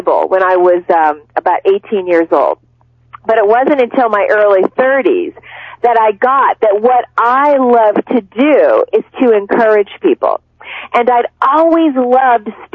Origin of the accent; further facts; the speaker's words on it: Cincinnati, Ohio, United States; when I was growing up, I'm from Cincinnati, Ohio.